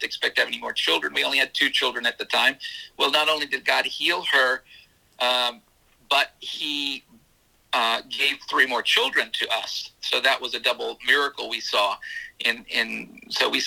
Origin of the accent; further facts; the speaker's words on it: South Carolina, United States; now in Florida, United States; I'm from South Carolina originally, so we're in Florida now.